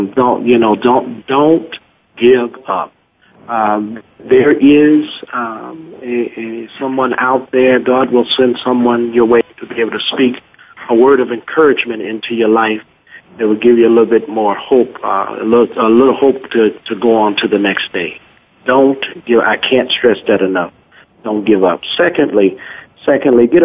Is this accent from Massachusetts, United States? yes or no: no; Chicago, Illinois, United States; I'm from Chicago